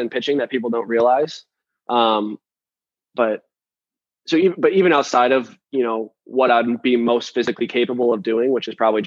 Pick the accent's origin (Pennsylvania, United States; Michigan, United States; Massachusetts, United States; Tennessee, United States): Michigan, United States; Detroit; I'm from Detroit